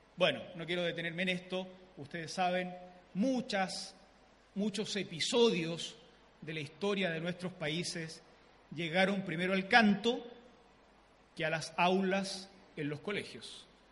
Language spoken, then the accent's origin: Spanish; southern Chile, Chile; yo soy el chileno típico